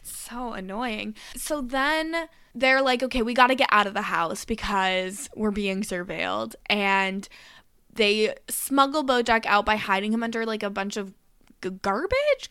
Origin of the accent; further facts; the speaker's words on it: Canada; accent: Canadian; my Canadian accent